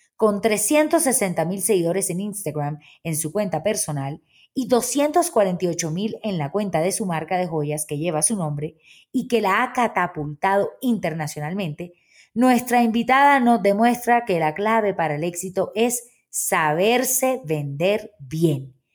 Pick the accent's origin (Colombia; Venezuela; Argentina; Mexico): Colombia; Barranquilla, Atlántico; nací en Barranquilla, Colombia